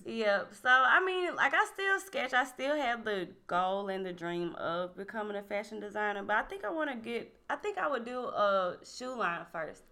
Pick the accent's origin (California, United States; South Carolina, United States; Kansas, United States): South Carolina, United States; Winnsboro; I'm from Winsboro, South Carolina, our hometown